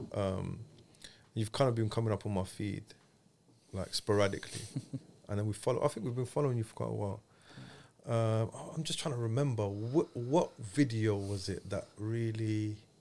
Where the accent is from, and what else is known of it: London, United Kingdom